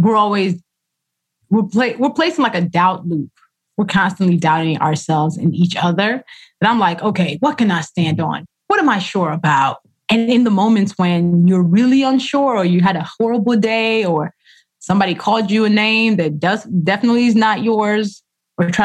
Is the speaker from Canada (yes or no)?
no; Nigeria; first language Yoruba and English; Yoruba, which is my language, my first language. Actually, Yoruba and English are equally my first language